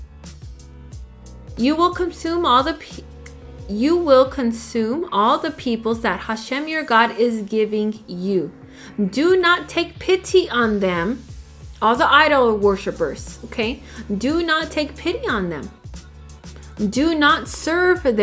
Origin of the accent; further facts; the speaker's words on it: El Paso, Texas, United States; El Paso, Texas